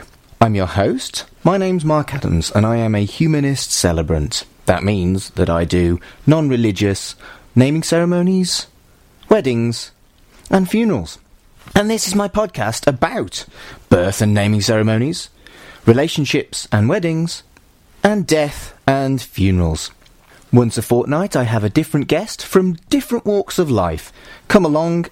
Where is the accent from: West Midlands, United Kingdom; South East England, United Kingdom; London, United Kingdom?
West Midlands, United Kingdom; Wolverhampton; moved away as an adult; now in Manchester, United Kingdom; I've lived here longer than I lived in Wolverhampton, where I'm from.